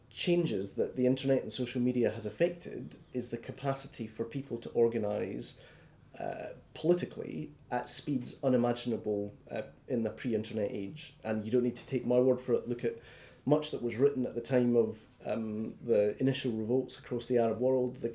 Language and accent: English; Scotland, United Kingdom; I feel comfortable more... being Scottish, British, and European.